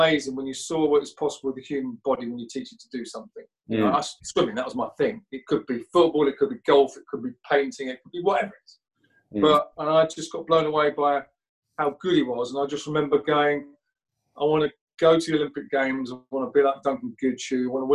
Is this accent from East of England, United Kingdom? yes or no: yes; Essex, East of England, United Kingdom; I was this little kid from Essex.